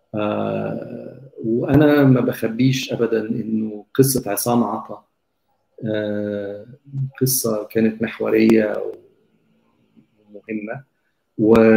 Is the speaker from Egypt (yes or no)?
yes; Egypt; إحنا كمصريين